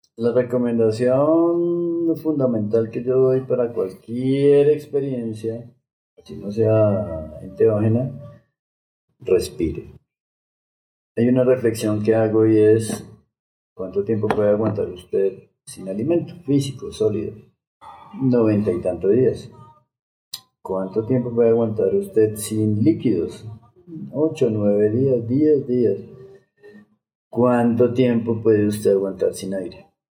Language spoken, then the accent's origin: Spanish; Bogotá, Colombia; moved away as an adult; also born or lived in Mexico; yo nací en Bogotá, de Bogotá, Colombia